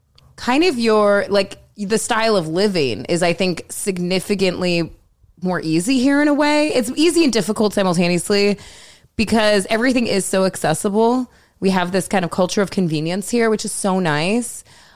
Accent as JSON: {"language": "English", "town": "Seattle", "region": "Washington", "country": "United States", "tie": "born or raised there", "said": "Oh, I grew up in Seattle."}